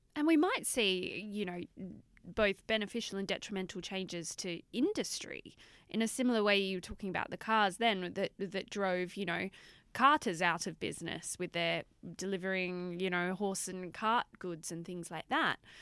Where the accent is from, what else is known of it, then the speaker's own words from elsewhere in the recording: Australia; I'm Australian